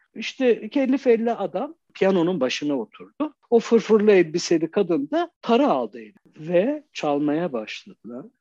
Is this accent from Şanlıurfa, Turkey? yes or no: yes; Şanlıurfa, Turkey; moved away; Urfa'da doğdum